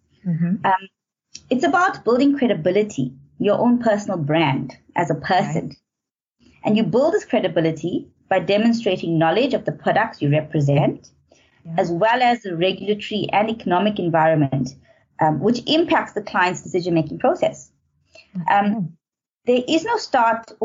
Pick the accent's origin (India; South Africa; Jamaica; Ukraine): South Africa; Natal Midlands, KwaZulu-Natal; moved away as an adult; also born or lived in Howick / Pietermaritzburg; now in Johannesburg, South Africa; I'm from Natal, specifically from the Natal Midlands. I grew up in a middle-class home